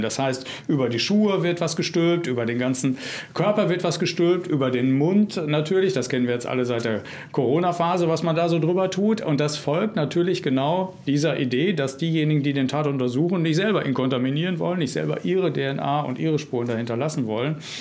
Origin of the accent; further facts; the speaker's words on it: North Rhine-Westphalia, Germany; in meinem Heimatland Nordrhein-Westfalen